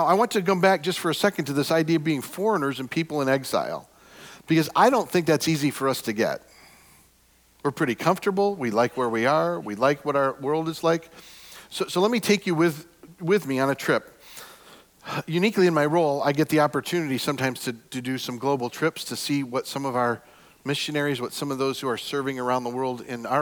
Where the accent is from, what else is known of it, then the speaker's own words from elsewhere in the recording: United States; we're from America